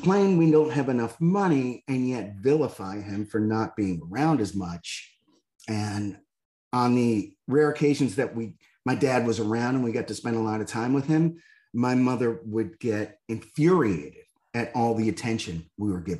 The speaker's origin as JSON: {"language": "English", "region": "Northeast", "country": "United States", "tie": "born or raised there", "said": "I grew up in the Northeast in a blue collar neighborhood"}